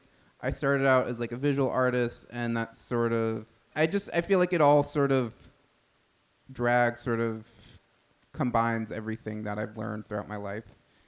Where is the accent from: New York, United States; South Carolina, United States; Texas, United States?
New York, United States; Massapequa; I'm from Long Island, the town of Massapequa.